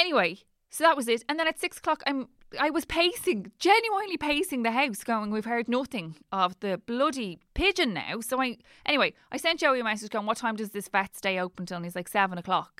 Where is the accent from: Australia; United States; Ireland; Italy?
Ireland; Dublin, Leinster; I'm from Dublin